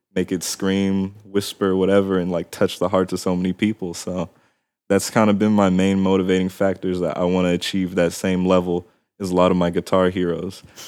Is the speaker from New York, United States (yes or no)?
no; Palmdale, California, United States; also born or lived in Glendale, California / San Fernando Valley; I lived in the San Fernando Valley until I was about six, and then my family moved down, uh, to the Antelope Valley in a city called Palmdale